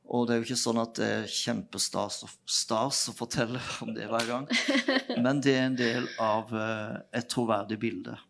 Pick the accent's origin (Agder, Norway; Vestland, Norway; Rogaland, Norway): Agder, Norway; Nelaug; Vi vokste opp på Nelaug